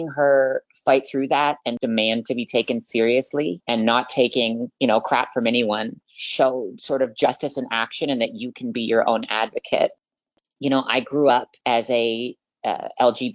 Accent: Vancouver, Washington, United States; I am 21 years old, and I am from Vancouver, Washington.

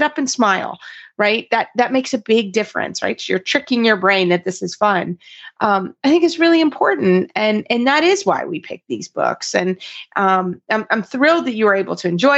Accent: Kentucky, United States; I'm from Kentucky

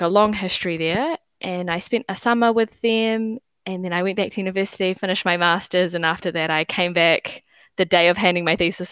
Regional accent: Tauranga, Bay of Plenty, New Zealand; moved away as an adult; now in Wellington, New Zealand; I grew up in Tauranga, which is a bit north where I am now, which is Wellington

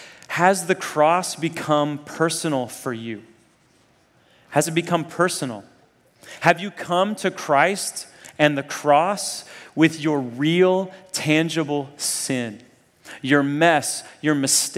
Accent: Nairobi, Kenya; also born or lived in Zambia; So I grew up in Africa, first in Zambia. When I was like 1 year old, my parents took me to the middle of nowhere, Zambia, this tiny little town. And then when I was 9, I moved to Nairobi, Kenya

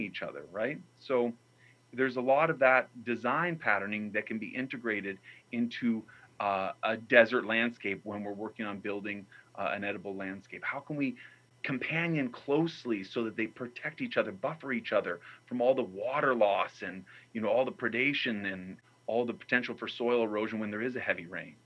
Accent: New Mexico, United States; where I grew up in New Mexico

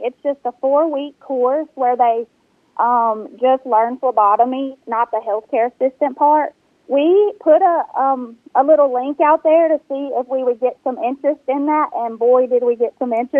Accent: Senatobia, Mississippi, United States; I am from Senatobia, born and raised right here

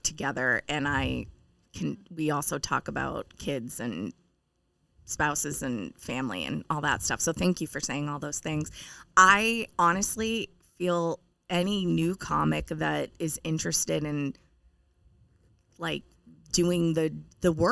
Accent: Maine, United States; moved away; also born or lived in Portland, Maine / Boston; I grew up in Maine

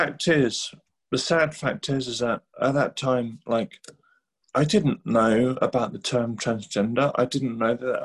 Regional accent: England, United Kingdom; also born or lived in Sweden; I was born in Sweden to a Thai Chinese mother and a Swedish father, and then moved to England in 1987

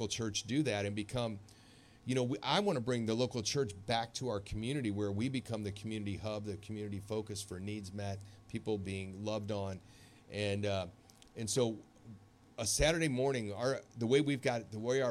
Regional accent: St. Louis, Missouri, United States; I've never done one in my hometown

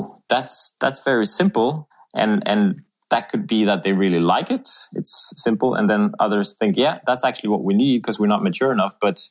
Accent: Sweden; moved away as an adult; also born or lived in Bedford / Philadelphia / South America; now in Denmark; I'm Swedish. I'm from the Swedish woods, and I've had a bit of an international career.

